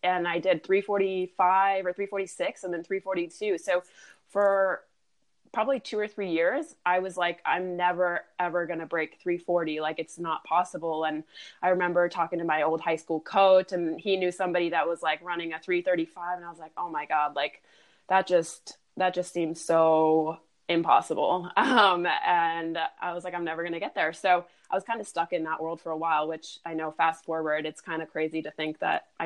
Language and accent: English; York, Pennsylvania, United States; moved away as an adult; also born or lived in Europe; I'm actually from Europe originally, but we grew up in a town called York, Pennsylvania.